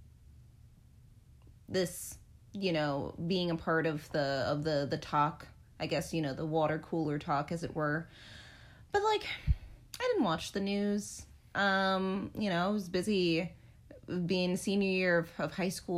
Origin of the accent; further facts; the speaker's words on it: United States; as an American